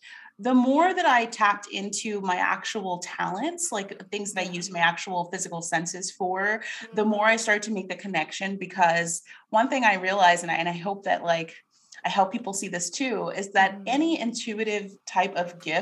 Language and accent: English; New York, United States; moved away as an adult; also born or lived in Carlsbad, California; now in Tulsa, United States; So I am a native New Yorker. And growing up in New York, I actually had kind of a traumatic childhood